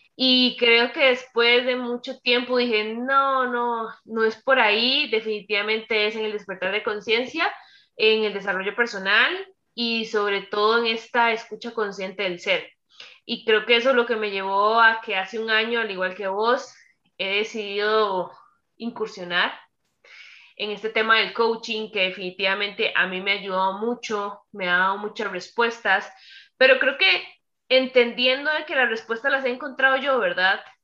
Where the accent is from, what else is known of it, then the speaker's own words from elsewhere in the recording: Costa Rica; soy tica de Costa Rica